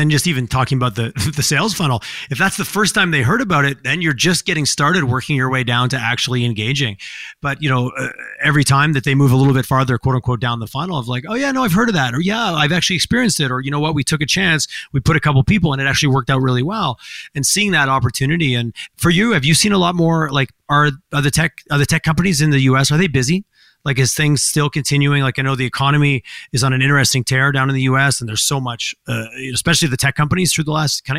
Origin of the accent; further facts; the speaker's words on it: Alberta, Canada; Albertans are classic for head down, ass up, and we forget to tell our story